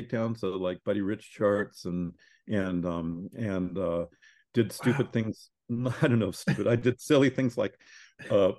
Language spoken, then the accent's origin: English; Corvallis, Oregon, United States; I grew up in Corvallis, Oregon